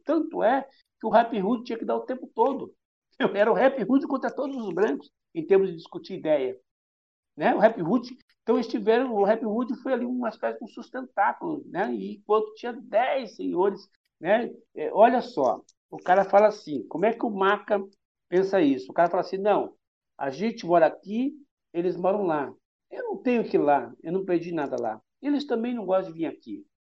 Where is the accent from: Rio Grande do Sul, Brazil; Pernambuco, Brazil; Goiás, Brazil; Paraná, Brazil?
Paraná, Brazil; Curitiba; moved away as an adult; now in Salvador, Brazil; eu sou do Paraná, entendeu? E eu sou o cara criado e nascido e vivido no futebol de várzea. Parei quando vim para Salvador